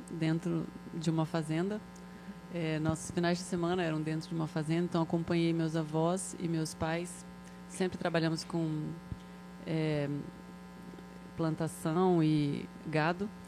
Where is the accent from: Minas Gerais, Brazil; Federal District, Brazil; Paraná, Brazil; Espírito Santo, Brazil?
Paraná, Brazil; São Miguel do Iguaçu; now in Rondonópolis, Brazil; Também viemos de São Miguel do Iguaçu.